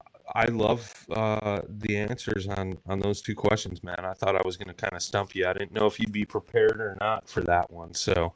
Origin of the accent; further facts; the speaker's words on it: Illinois, United States; they're in my hometown here